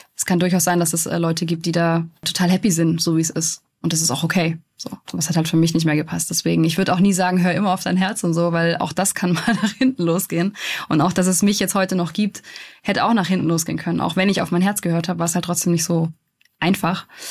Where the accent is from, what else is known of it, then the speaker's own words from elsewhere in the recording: Stuttgart, Baden-Württemberg, Germany; es ist halt meine Heimat